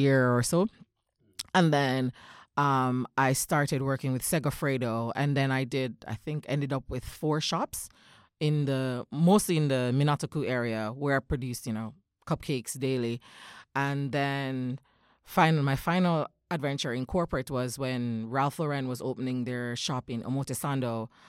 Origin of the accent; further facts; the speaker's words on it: Jamaica; moved away as an adult; now in Japan; I am a native of Jamaica